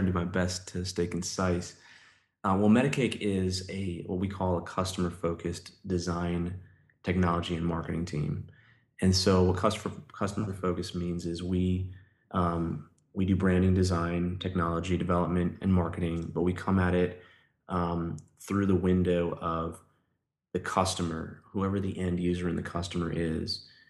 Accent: New York City, New York, United States; moved away as an adult; now in Nashville, United States; I grew up in New York

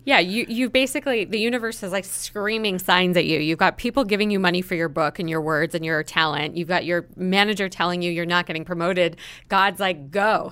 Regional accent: East Coast, United States; I'm from the East Coast

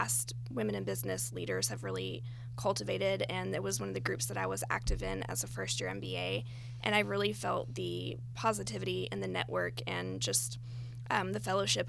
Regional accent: Knoxville, Tennessee, United States; moved away as an adult; also born or lived in Bay Area, California; now in Atlanta, United States; I'm originally from Knoxville, Tennessee, and I spent the past 5 years in the Bay Area

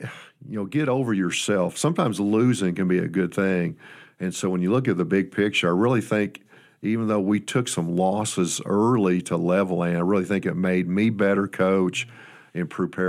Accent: Fort Wayne, Indiana, United States; moved away; But I grew up in Indiana, a basketball state, and I fell in love with the game, Kate. I think I was in about the sixth grade, and I'm from Fort Wayne, Indiana, which is a 10 high school type size town.

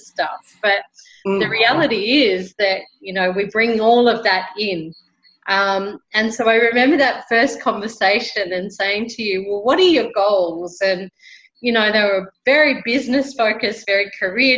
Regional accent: Brisbane, Queensland, Australia; now in Colombia; I'm originally from Brisbane, Australia, and currently living in Colombia, South America

